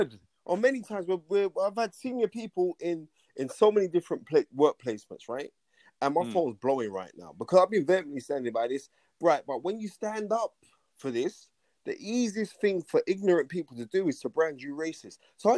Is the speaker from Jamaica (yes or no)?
no; United Kingdom; I'm actually British